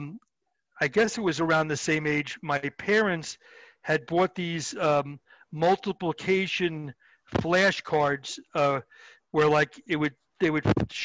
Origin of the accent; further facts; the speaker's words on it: Long Island, New York, United States; I grew up in Long Island